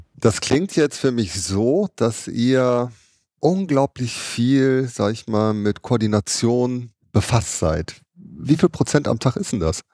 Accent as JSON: {"language": "German", "town": "Düsseldorf", "region": "North Rhine-Westphalia", "country": "Germany", "tie": "born or raised there", "also_born_or_lived": "Duisburg", "said": "ich bin Duisburg geboren. Ne? Ich bin eigentlich Ruhrgebietskind, aber auch sehr, sehr schnell nach Düsseldorf"}